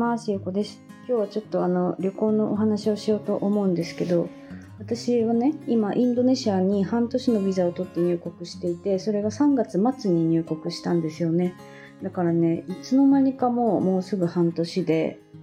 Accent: Fukuoka, Japan; moved away as an adult; 地元が福岡なので一回福岡に帰って

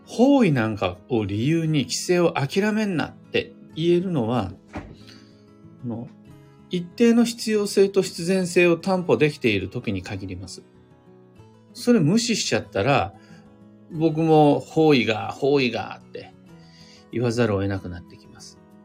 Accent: Kiryu, Gunma, Japan; 群馬県桐生市、みな皆様来てもらったことあるでしょうか僕が生まれ育った場所です

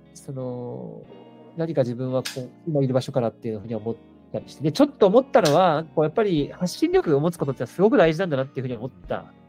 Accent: Toyama, Japan; 僕は富山県出身なので

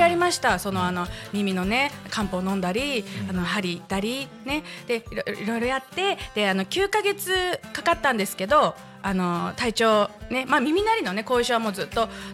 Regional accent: Katori, Chiba, Japan; also born or lived in Tokyo; この地元に帰ってきて

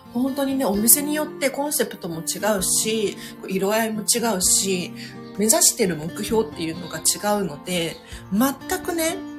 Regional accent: Tokyo, Japan; 私なんかね東京生まれでマンション育ちでそんなに収納スペースないんですよ東京は

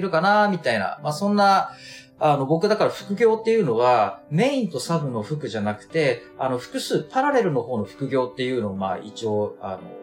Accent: Aomori, Japan; now in Tokyo, Japan; 地元の、ええ、地元の青森

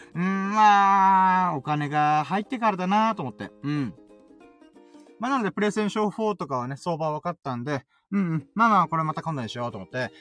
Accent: Okinawa, Japan; まあ僕、うちなんち沖縄出身だし、沖縄住んでっから

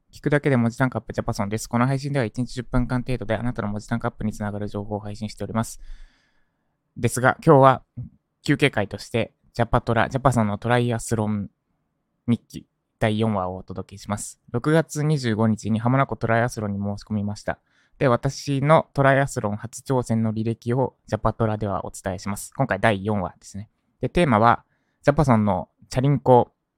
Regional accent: Japan; 私の実家に帰ります。今言った立石ですね。

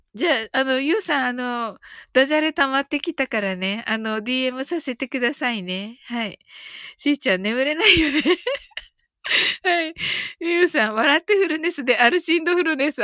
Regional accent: Kyushu, Japan

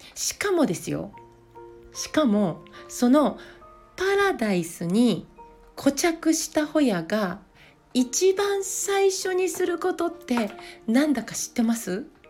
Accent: Yamaguchi, Japan; now in Niigata, Japan; 私は出身が山口県

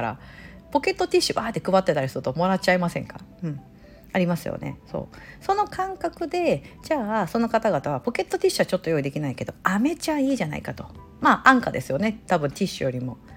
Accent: Osaka, Japan; moved away; 私大阪出身なんで

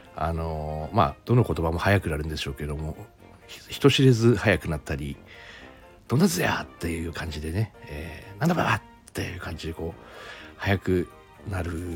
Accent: Aomori, Japan; 自分は青森市なんですけども弘前市の出身なのかな

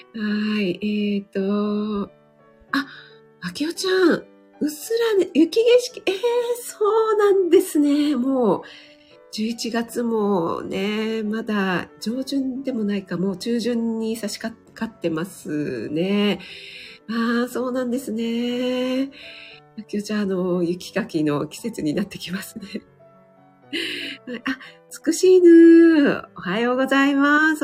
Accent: Kanto, Japan; 本当に雪に弱い関東人

